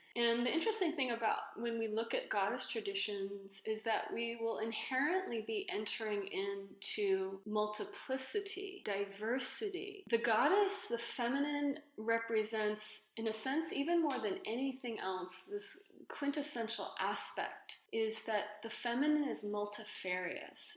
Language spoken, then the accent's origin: English; Los Angeles, California, United States; growing up in Los Angeles in the 80s